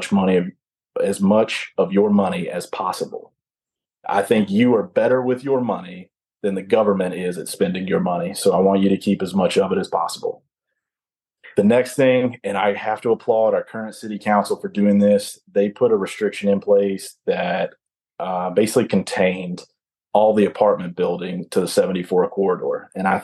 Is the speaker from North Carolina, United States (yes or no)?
yes; Belmont, North Carolina, United States; moved away as an adult; I grew up in Belmont